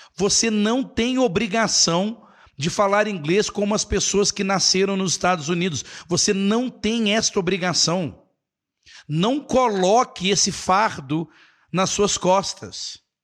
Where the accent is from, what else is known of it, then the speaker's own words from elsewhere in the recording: Brazil; Nós aqui brasileiros